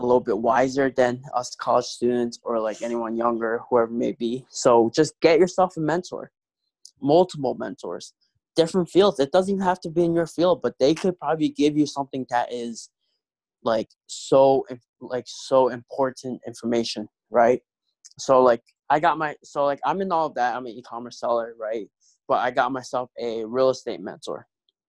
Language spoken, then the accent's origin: English; New York City, New York, United States; moved away as an adult; now in Buffalo, United States; I'm originally from New York City, Queens, New York City